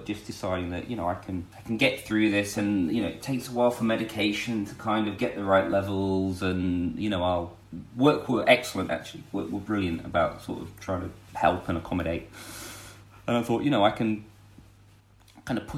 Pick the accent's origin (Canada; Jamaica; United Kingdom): United Kingdom; Lancashire, North West England; now in North Oxfordshire, United Kingdom; We're both from Lancashire.